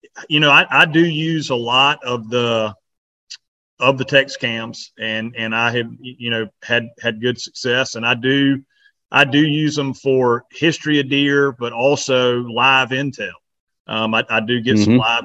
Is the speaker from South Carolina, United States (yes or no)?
yes; South Carolina, United States; we're from South Carolina